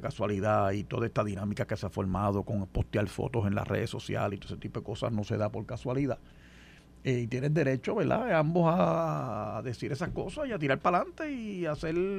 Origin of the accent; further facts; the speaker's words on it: Puerto Rico; nosotros en Puerto Rico somos ciudadanos americanos desde 1917